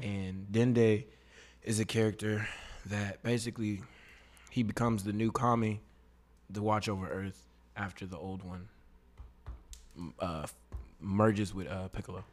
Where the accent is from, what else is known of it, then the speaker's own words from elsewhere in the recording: Katy, Texas, United States; also born or lived in Austin, Texas; I was born in Austin, but I grew up in Katy, so I'm from Katy, Texas